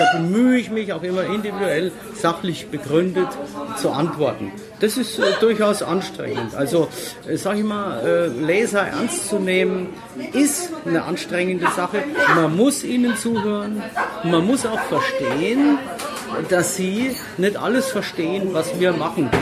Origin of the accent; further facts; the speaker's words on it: Würzburg, Bavaria, Germany; ich bin äh, geborener Würzburger